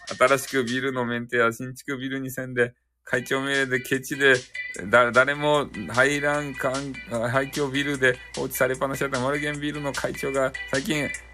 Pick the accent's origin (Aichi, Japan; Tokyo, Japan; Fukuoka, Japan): Fukuoka, Japan; 俺たち福岡民